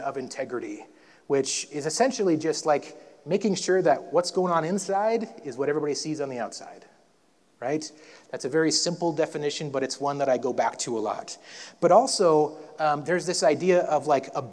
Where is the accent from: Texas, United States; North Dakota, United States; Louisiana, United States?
North Dakota, United States; when I grew up in North Dakota